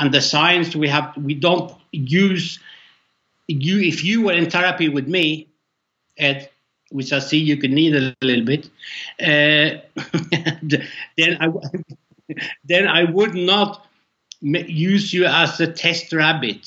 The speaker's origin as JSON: {"language": "English", "country": "Norway", "said": "I'm from Norway"}